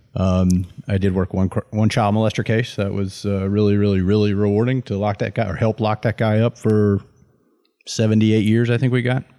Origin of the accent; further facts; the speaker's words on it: Deep South, United States; all of my names are first names 'cause I'm from the Deep South